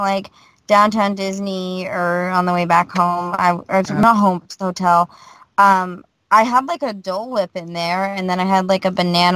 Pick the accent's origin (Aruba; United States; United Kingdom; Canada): Canada; I'm Canadian.